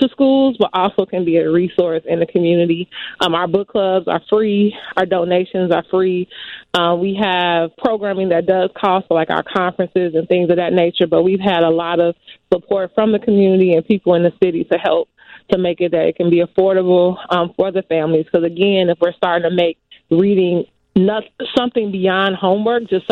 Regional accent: Chicago, Illinois, United States; I grew up in the Gresham neighborhood

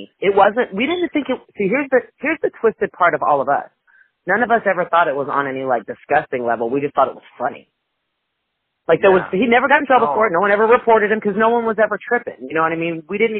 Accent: Long Beach, California, United States; We're from Long Beach.

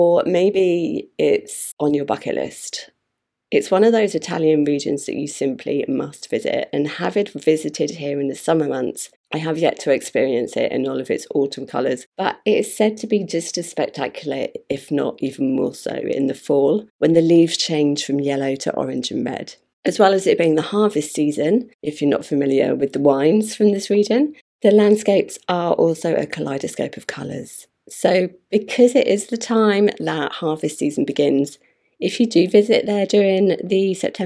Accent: United Kingdom; Being a Brit

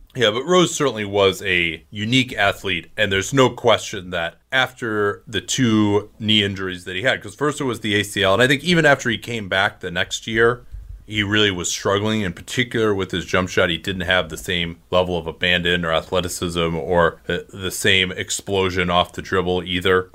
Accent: Chicago, Illinois, United States; moved away; growing up in Chicago, obviously, I, I was a Bulls fan. I didn't live in Chicago during that time

